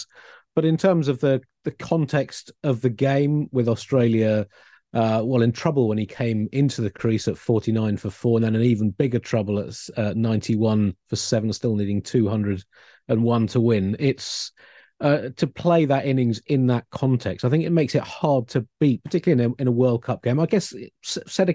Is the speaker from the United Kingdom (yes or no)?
yes; Tunbridge Wells, South East England, United Kingdom; I grew up in Tunbridge Wells